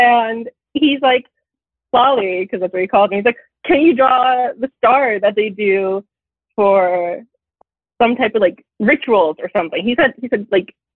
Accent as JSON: {"language": "English", "region": "New Jersey", "country": "United States", "said": "I'm 20, and I'm from New Jersey"}